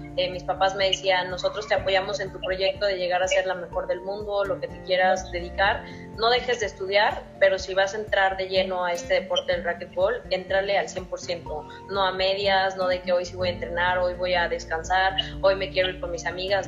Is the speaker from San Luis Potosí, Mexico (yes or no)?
yes; San Luis Potosí, Mexico; now in Nuevo León, Mexico; yo soy originaria de San Luis Potosí, sabes que radico ya en Nuevo León